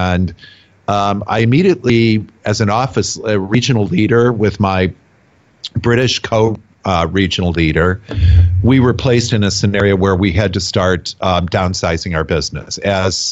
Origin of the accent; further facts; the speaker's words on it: United States; also born or lived in Chicago / Washington, D.C. / London; I didn't want to be this American guy that was coming over